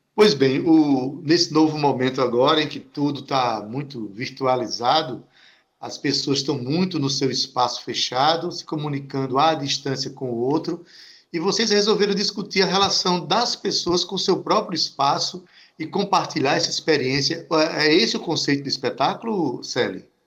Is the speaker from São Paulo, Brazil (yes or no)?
no; Itabaiana, Paraíba, Brazil; minha terra itabaiana